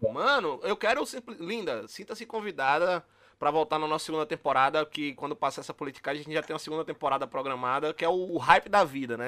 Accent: interior of Bahia, Brazil; moved away; a gente é do interior da Bahia

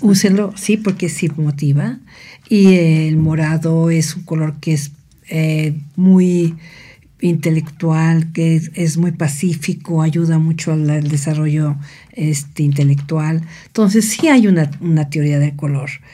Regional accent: Mexico City, Mexico; moved away as an adult; also born or lived in Cuernavaca, Morelos; now in State of Mexico, Mexico; nací en la Ciudad de México y vine a a esta preciosa ciudad de Cuernavaca hace casi 45 años.

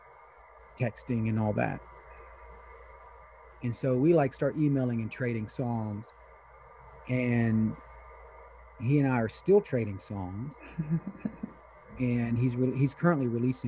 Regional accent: Eastern Kentucky, United States; English is a second language; I grew up in Eastern Kentucky

